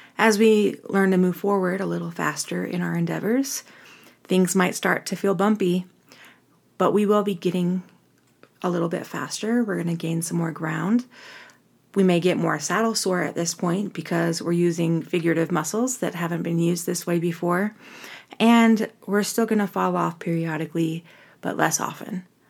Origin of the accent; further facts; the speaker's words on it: Orem, Utah, United States; I'm from Orem, Utah, which is really a suburban area, college town